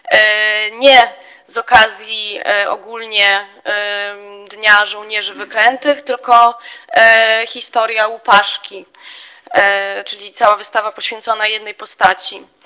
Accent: Białystok, Podlaskie Voivodeship, Poland; jestem z Białego Stoku

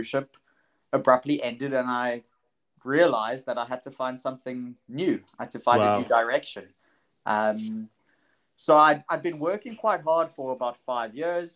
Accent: Knysna, Western Cape, South Africa; moved away as an adult; now in Tel Aviv, Israel; So I was born in South Africa, grew up in Knysna. Little town on the garden route.

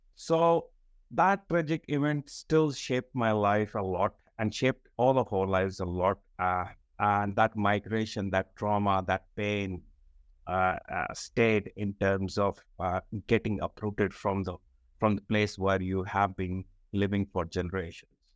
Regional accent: Srinagar, Jammu and Kashmir, India; moved away as an adult; I was born in Srinagar. I did my entire schooling in Srinagar, which is part of Jammu and Kashmir.

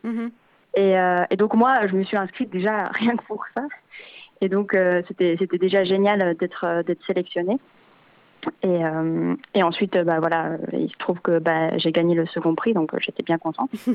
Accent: Switzerland; now in Belgium; moi je suis originaire de Suisse à la base

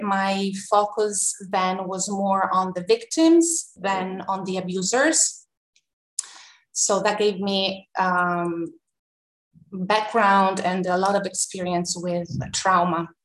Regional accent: Tuscany, Italy; moved away as an adult; also born or lived in New York, United States; now in Rome, Italy; born and raised in Tuscany, a very small town

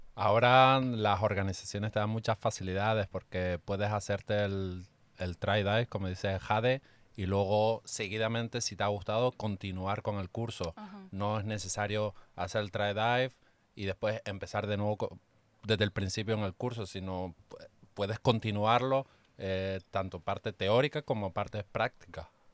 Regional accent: Canary Islands, Spain; now in Cabo Pulmo, Mexico; instructor de buceo aquí desde las Islas Canarias

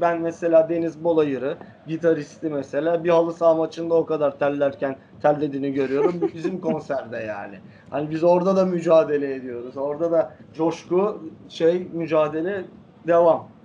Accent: Fenerbahçe, Istanbul, Turkey; Fenerbahçe'de oturuyoruz.

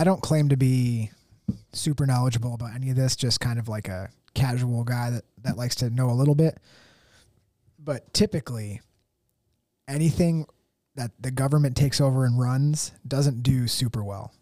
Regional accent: United States; as an American

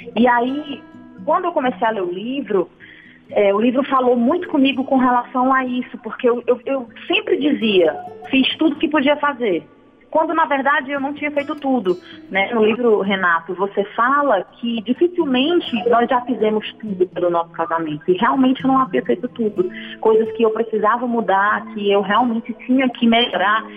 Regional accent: Fortaleza, Ceará, Brazil; Eu sou da cidade de Fortaleza, Ceará

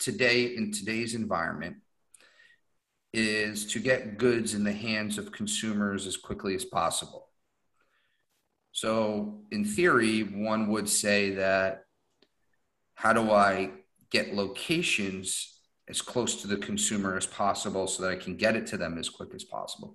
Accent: New York metro area, United States; I'm from the New York metro area

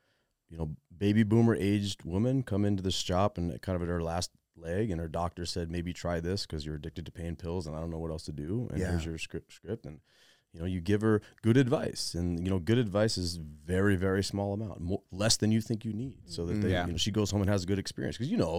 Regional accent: Arizona, United States; moved away; also born or lived in Colorado; I'm from Arizona

